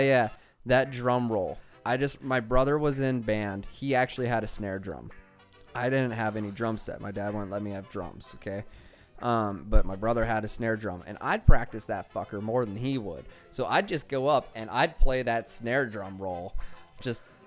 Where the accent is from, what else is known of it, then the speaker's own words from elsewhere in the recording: Cheyenne, Wyoming, United States; Frontier Days was like the only time you got concerts in my hometown